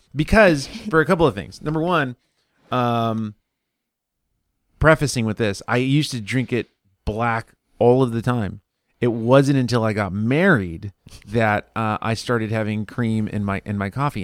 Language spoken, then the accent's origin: English; Mexico; growing up in Mexico with family